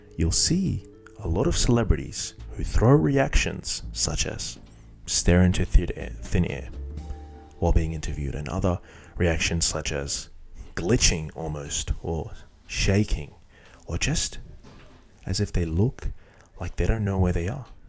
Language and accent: English; Iraq; Iraq, my home country